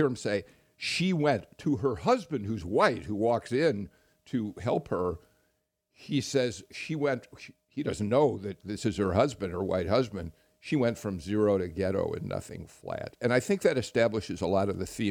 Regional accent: Chicago, Illinois, United States; moved away; I grew up in Chicago

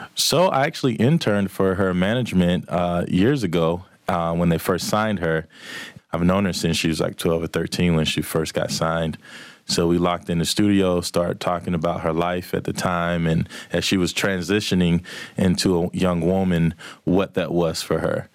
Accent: Manchester, Georgia, United States; also born or lived in LaGrange, Georgia; I'm from Manchester, Georgia

